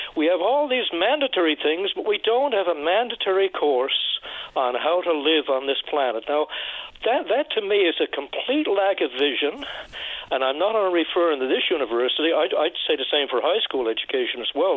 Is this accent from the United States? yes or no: no; Bay Roberts, Newfoundland and Labrador, Canada; my hometown of Bay Roberts